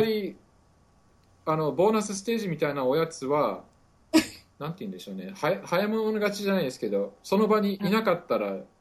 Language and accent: Japanese; Muroran, Hokkaido, Japan; now in Syracuse, United States; 北海道の、えっ、ー、と、一応室蘭市育ちです。